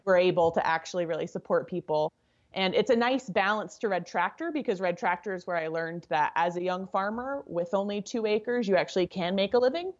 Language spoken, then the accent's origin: English; Deming, New Mexico, United States; also born or lived in Albuquerque, New Mexico; raised in a really small agricultural town in southern New Mexico